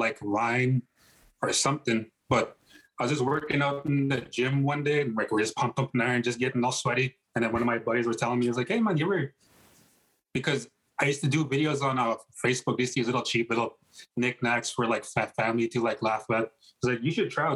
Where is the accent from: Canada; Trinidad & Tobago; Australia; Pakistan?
Canada; Come from Makwasegegan First Nation. I was born here. Treaty 6 Territory, Plains Cree